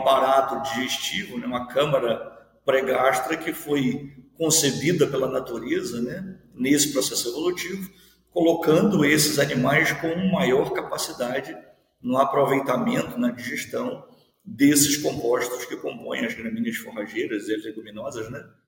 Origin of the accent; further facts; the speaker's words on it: Seropédica, Rio de Janeiro, Brazil; moved away as an adult; also born or lived in Viçosa; now in Mato Grosso, Brazil; eu sou filho de servidor da universidade, é, me criei no campus